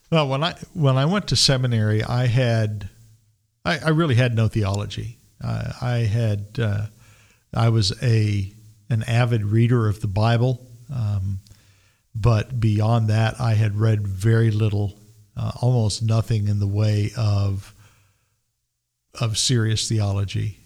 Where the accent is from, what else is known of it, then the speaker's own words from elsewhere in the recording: Roswell, New Mexico, United States; also born or lived in Las Cruces, New Mexico / Albuquerque, New Mexico; I grew up in Roswell, New Mexico.